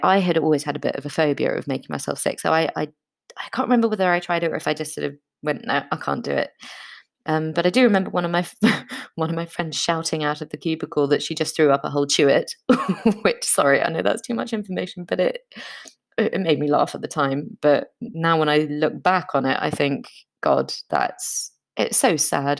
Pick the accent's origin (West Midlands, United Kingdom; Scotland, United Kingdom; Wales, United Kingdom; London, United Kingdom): London, United Kingdom; I was born in London to an Austrian mother and a very British father